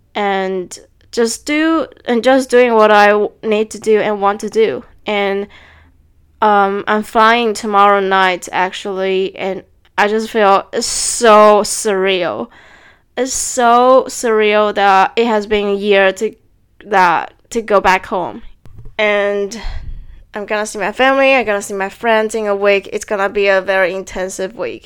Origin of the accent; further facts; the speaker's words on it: Taiwan; moved away; should I go back to Taiwan